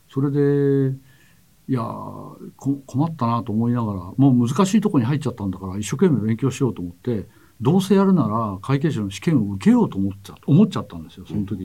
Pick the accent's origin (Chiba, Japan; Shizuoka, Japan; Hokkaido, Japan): Shizuoka, Japan; 1954年の3月に、えー、静岡で生まれまして